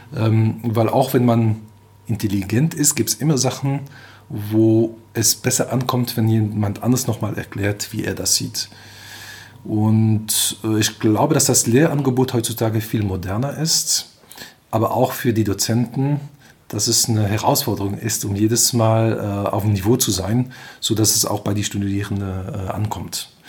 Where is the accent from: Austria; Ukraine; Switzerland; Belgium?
Belgium; German is a second language; moved away as an adult; also born or lived in England / United States / Delft, Netherlands; now in Germany; komme aus Belgien, spreche normalerweise auch Französisch, daher vielleicht meinen schönen Akzent.